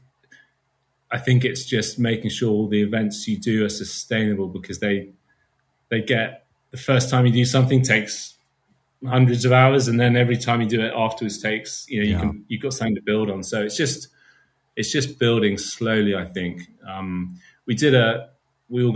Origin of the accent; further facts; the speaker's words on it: United Kingdom; being a Brit